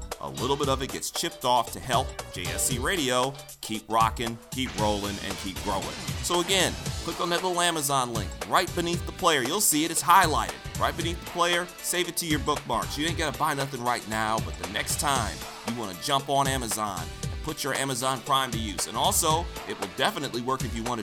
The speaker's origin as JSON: {"language": "English", "town": "Detroit", "region": "Michigan", "country": "United States", "said": "I'm from Detroit, too"}